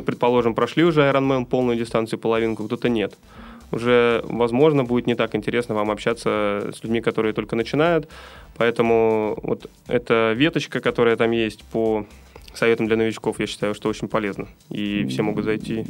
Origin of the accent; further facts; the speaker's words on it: Saint Petersburg, Russia; мы с вами из Санкт-Петербурга